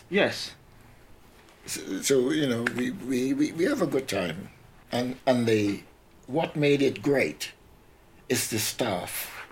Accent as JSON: {"language": "English", "country": "Trinidad & Tobago", "tie": "born or raised there", "said": "what was life like in growing up in Trinidad? Oh, it's fantastic. With me, mm. when I was a little boy, about ten or so, uh, I always liked steel band."}